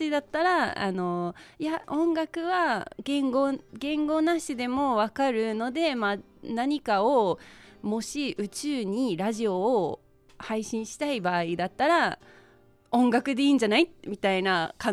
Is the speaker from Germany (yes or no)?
no; United Kingdom; Japanese is a second language; now in Japan; いやもう結構あのまあ今イギリスから来ましたって言いましたが実はイギリスから来たのがもう8年前で